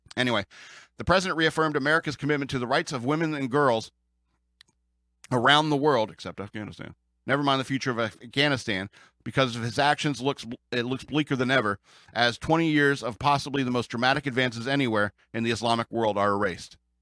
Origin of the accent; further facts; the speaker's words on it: United States; as an American